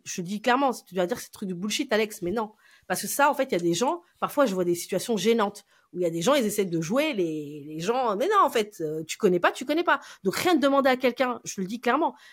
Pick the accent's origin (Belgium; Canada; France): France; je suis une Française